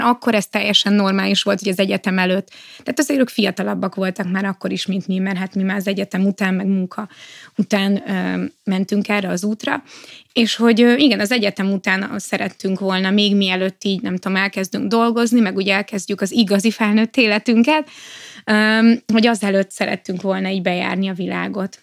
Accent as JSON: {"language": "Hungarian", "country": "Hungary", "said": "nem is magyarok vagyunk, hanem európaiak"}